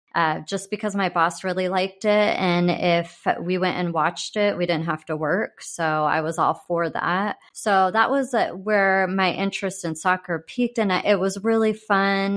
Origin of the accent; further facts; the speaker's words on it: San Diego, California, United States; also born or lived in Arizona; now in Kansas City, United States; I grew up in San Diego